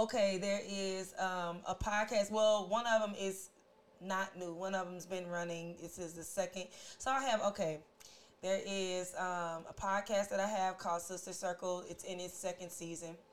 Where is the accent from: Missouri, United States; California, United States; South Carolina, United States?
Missouri, United States; St. Louis; We're all from different walks of life, but we're all from St. Louis